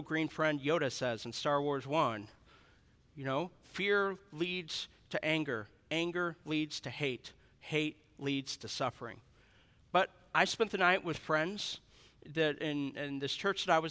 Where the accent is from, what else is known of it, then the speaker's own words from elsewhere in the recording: Missouri, United States; I'm from Missouri